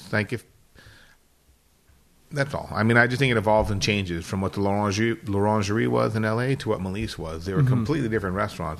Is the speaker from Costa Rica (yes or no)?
no; France; English is a second language; Kind of like when I grew up cooking in France, there was one tasty menu and everybody used to order a la carte.